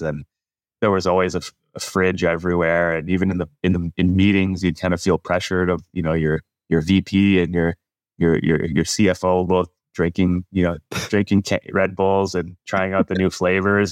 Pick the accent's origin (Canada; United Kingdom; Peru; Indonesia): Canada; moved away as an adult; now in California, United States; a guy born and raised in Canada.